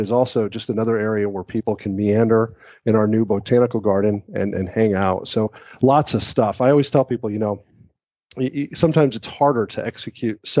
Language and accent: English; Connecticut, United States; now in Valdosta, United States; Uh, Connecticut.